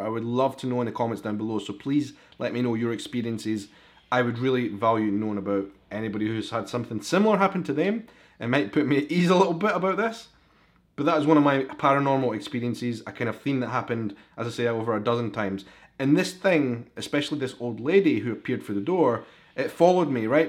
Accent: Edinburgh, Scotland, United Kingdom; accent: Scottish; I am a vlogger from Edinburgh in Scotland.

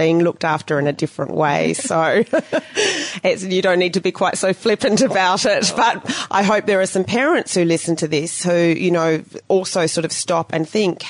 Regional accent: Australia; also born or lived in New Zealand; now in Ho Chi Minh City, Vietnam; us who just grew up in a regular family, in our own home country. And, yeah, I love being Australian

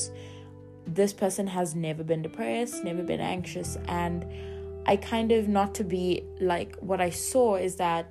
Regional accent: Durban, KwaZulu-Natal, South Africa; moved away; I'm from Durban

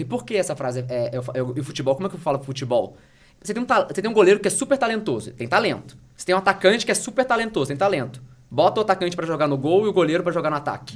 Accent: Rio de Janeiro, Brazil; moved away as an adult; now in São Paulo, Brazil; sou carioca, mas eu moro em São Paulo há, há quase 15 anos

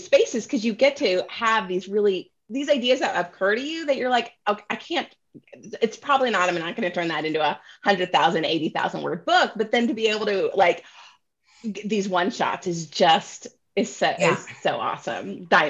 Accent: Tulsa, Oklahoma, United States; also born or lived in Southeast Kansas; I moved around a bit, but I graduated high school from Tulsa. I went grade school and high school in Tulsa.

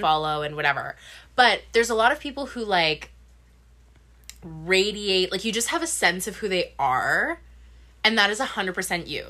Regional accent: Sudbury, Ontario, Canada; moved away as an adult; now in Vancouver, Canada; my hometown is Sudbury

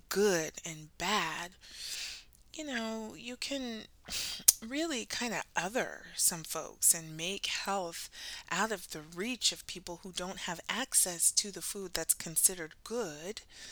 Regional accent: United States; my own lineage as Black American, those of us who were born on the water, as we say, and, you know, America is our home, it is our country

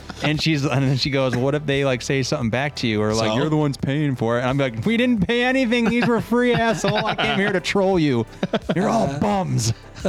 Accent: New York City, New York, United States; moved away; I'm from the city.

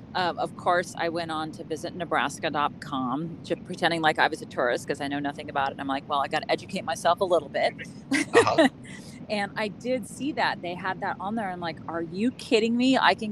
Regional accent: California, United States; also born or lived in San Francisco / Los Angeles / New York; I'm from California, lived in San Francisco, Los Angeles, and also in New York.

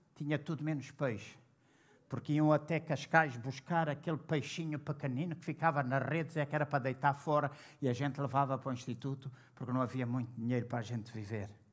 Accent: Angola; now in Portugal; quando eu estive em Angola, na minha terra, o lugar onde eu nasci

